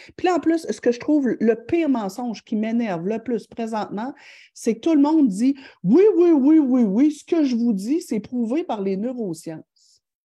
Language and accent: French; Thetford Mines, Quebec, Canada; je viens de Tetford Mind